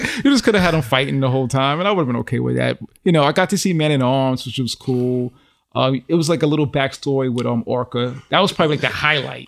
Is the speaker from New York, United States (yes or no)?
yes; New York, United States; born and raised in New York